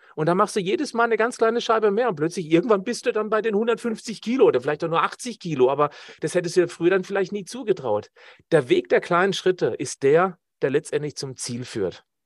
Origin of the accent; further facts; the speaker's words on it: Black Forest, Baden-Württemberg, Germany; ich komme ja aus dem Schwarzwald